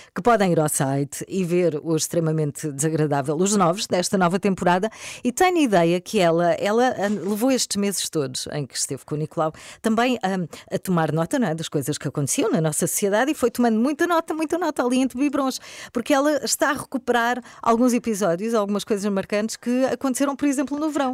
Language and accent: Portuguese; Albufeira, Algarve, Portugal; moved away as an adult; now in Lisbon, Portugal; Eu sou do Algarve